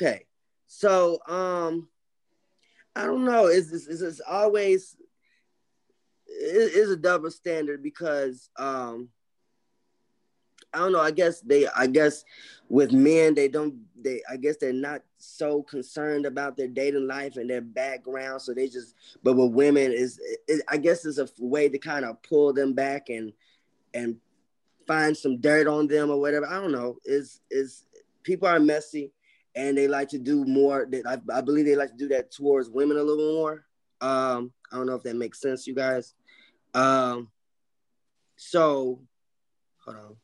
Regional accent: suburbs of Illinois, United States; now in Chicago, United States; Originally from the suburbs of Illinois, but I'm in Chicago

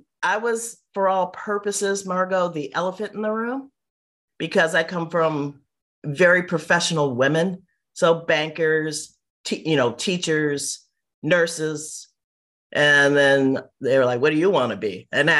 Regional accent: Chicago, Illinois, United States; now in Los Angeles, United States; I was born in Chicago, on the south side of Chicago

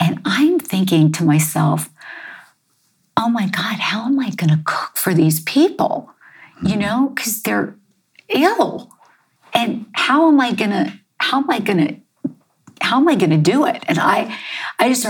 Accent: Baltimore, Maryland, United States; I grew up, I was born in Baltimore, Maryland.

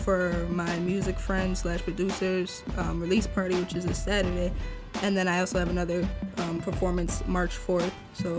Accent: Chicago, Illinois, United States; Born and raised in Chicago.

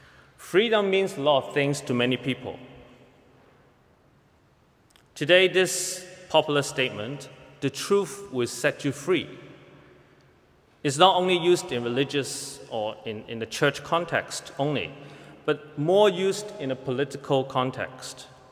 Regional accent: Hong Kong; moved away as an adult; now in Toronto, Canada; I came from Hong Kong to Toronto about 3 years ago when I began my seminary study just across the street at Knox College.

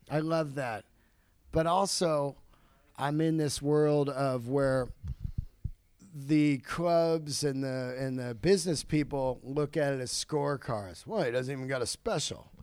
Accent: Bay Area, California, United States; growing up in the Bay Area

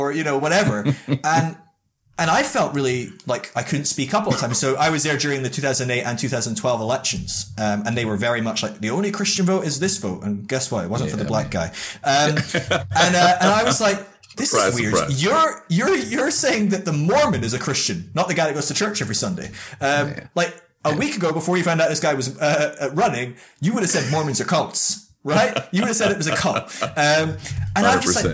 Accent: Scotland, United Kingdom; also born or lived in Northern California; And I'm from the UK, and we've got quite a bit of diversity, but I'm Scottish

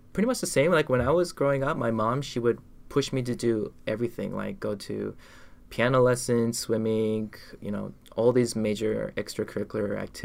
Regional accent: Canada; moved away as an adult; now in South Korea; I was born in Canada, but my mom, she's from Ecuador, my dad, he's from Korea. When we were growing up, we mostly talked in English, but I knew more of the Spanish side because of my mom.

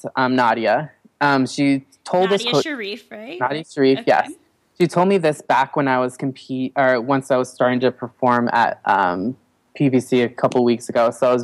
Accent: Colorado, United States; now in Los Angeles, United States; I was born in Colorado

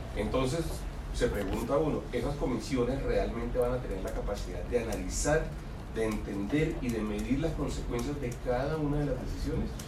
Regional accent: Colombia; nosotros como colombianos

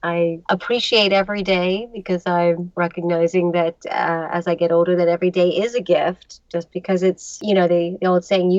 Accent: New York City, New York, United States; moved away as an adult; now in Los Angeles, United States; I'm originally from New York, but I've made this my home. I love it. New York City? Like the boroughs? New York. Born and raised in the city.

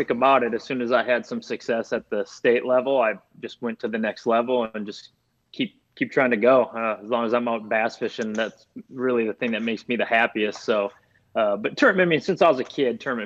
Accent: Minneapolis, Minnesota, United States; also born or lived in Florida / Tennessee / Lake Mille Lacs, Minnesota; I'm born and raised in Minnesota. I've lived a few other places just to learn how to fish, like Florida and Tennessee, just to learn how to fish places like that. But basically grew up in the Twin Cities

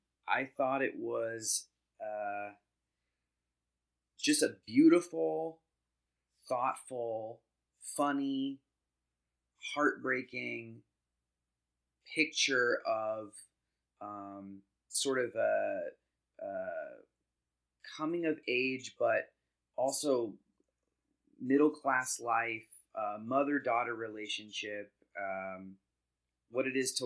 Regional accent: Sacramento, California, United States; I graduated high school in 2004, and so it was just, it really hit me in all the ways. And I'm from Sacramento

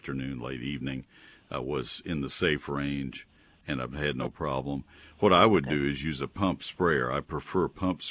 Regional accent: College Station, Texas, United States; moved away as an adult; also born or lived in Ohio; I grew up in Texas and then went to Ohio State and was up there for 7 years

